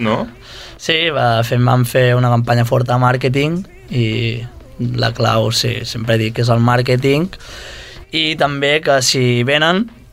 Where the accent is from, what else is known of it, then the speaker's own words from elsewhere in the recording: Girona, Catalonia, Spain; also born or lived in Costa Brava; now in Barcelona, Spain; jo sóc gironí, de Girona, uh -huh. però visc a la Costa Brava i i a Barcelona també